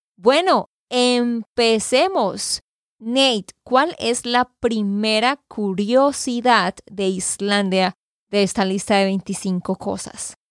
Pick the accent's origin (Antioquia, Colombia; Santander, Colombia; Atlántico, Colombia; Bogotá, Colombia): Santander, Colombia; de Santander, Colombia